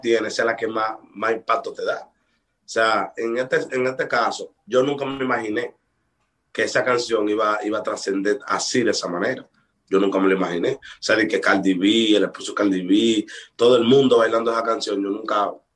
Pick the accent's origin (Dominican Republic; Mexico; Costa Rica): Dominican Republic; aquí en mi país se trabaja mucho